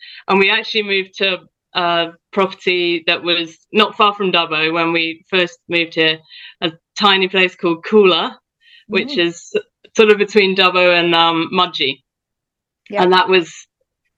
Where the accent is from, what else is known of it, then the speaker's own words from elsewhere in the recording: United Kingdom; moved away as an adult; also born or lived in Central West New South Wales, Australia; now in Australia; I, as you can probably tell, grew up in the UK